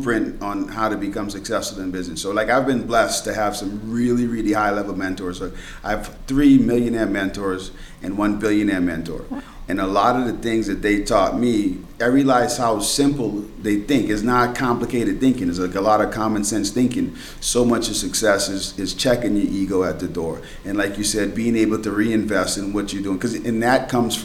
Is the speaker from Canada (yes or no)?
no; Bahamas; moved away; I was born and raised in the Bahamas, and now I'm stuck in the snow